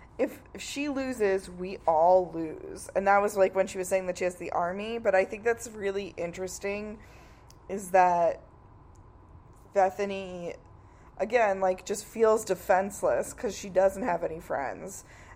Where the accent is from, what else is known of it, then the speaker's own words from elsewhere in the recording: New York, United States; I'm from New York